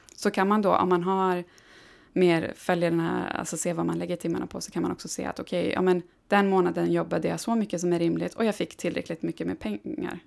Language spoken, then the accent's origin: Swedish; Gällivare, Norrbotten County, Sweden; moved away; uppe i Gällivare som är min hemstad